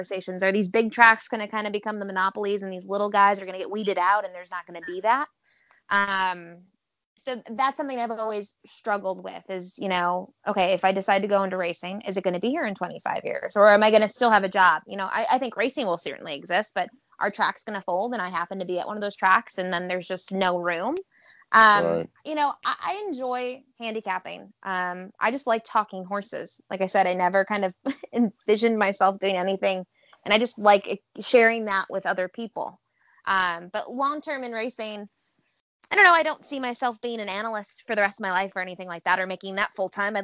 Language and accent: English; Buffalo, New York, United States; I'm from Buffalo.